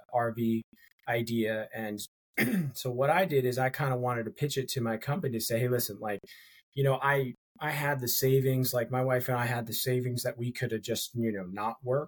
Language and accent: English; Connecticut, United States; moved away as an adult; now in Savannah, United States; I currently live in Savannah, Georgia. But I am from Connecticut, like Dave